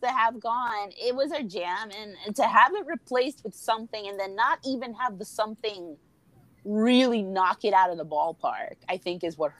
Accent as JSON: {"language": "English", "country": "United States", "said": "we're American"}